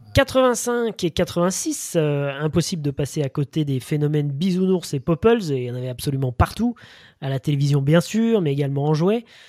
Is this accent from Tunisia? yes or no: no; France; chez nous en France